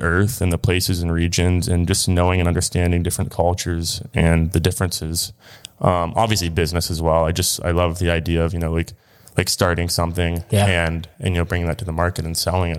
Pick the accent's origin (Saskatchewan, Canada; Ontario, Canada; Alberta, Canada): Ontario, Canada; Kingsville; Yep. Yep. Born and raised in Kingsville, Ontario.